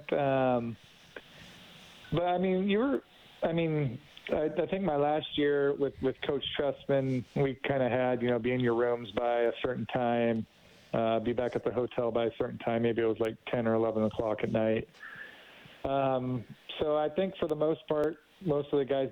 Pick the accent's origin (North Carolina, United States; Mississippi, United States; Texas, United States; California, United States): California, United States; Redding; that's my hometown